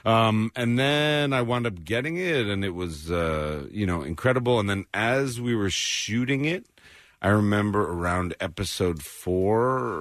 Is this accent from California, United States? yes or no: no; White Plains, New York, United States; I'm from White Plains, New York.